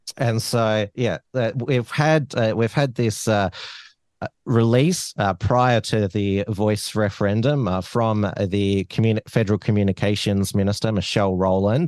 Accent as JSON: {"language": "English", "country": "Australia", "tie": "born or raised there", "said": "I'm indigenous 'cause I was born in Australia"}